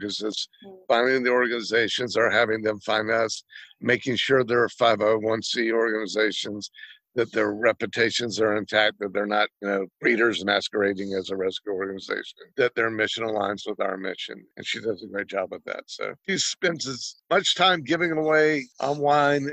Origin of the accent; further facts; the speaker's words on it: Georgia, United States; also born or lived in Alameda; now in Lodi, United States; I'm from Georgia